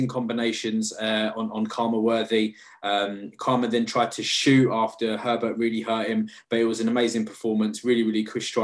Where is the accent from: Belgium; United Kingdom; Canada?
United Kingdom; as a Brit, we as Brits